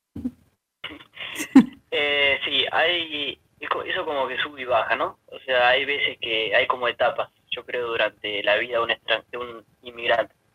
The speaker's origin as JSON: {"language": "Spanish", "town": "Humberto Primo", "region": "Santa Fe", "country": "Argentina", "moved": "as an adult", "lives_now": "Bonn, Germany", "said": "soy de Humberto Primo Santa Fe, un pueblito muy cerca de Rafaela"}